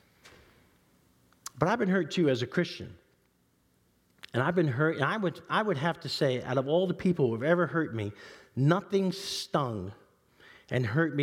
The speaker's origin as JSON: {"language": "English", "town": "New York City", "region": "New York", "country": "United States", "tie": "born or raised there", "said": "I grew up in East Harlem. in the 60s and 70s"}